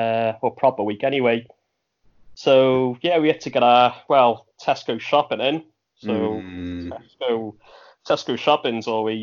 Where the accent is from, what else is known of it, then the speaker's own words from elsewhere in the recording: Wales, United Kingdom; accent: Welsh; I live in a small town in Wales. That's why I've got a Welsh accent.